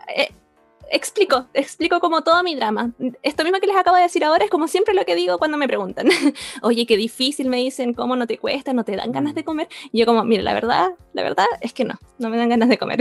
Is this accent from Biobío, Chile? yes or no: yes; Concepción, Biobío, Chile; Nacida y crecida en Concepción.